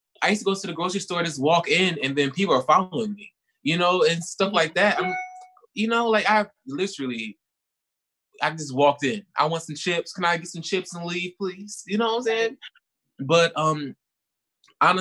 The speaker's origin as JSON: {"language": "English", "town": "Newark", "region": "New Jersey", "country": "United States", "also_born_or_lived": "Atlanta, Georgia", "moved": "yes", "lives_now": "Los Angeles, United States", "said": "I'm from Newark, New Jersey, and I also live in Atlanta. I moved to LA from Atlanta."}